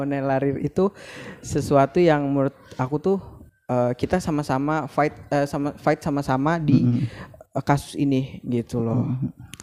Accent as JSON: {"language": "Indonesian", "town": "Banjarbaru", "region": "South Kalimantan", "country": "Indonesia", "moved": "as an adult", "lives_now": "Banjarmasin, Indonesia", "said": "aku kan dari Banjarbaru"}